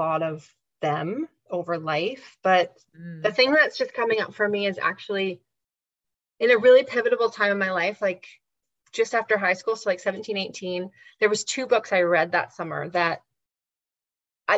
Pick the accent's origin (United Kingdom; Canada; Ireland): Canada; growing up in Canada in the 20th century